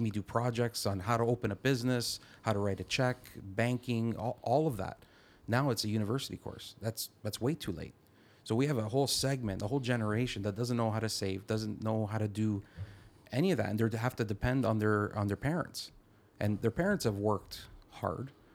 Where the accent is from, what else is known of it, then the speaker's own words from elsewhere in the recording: Caledon, Ontario, Canada; I'm from the Caledon area, and Caledon is known for the mo, probably the most around, amount of red tape in the G T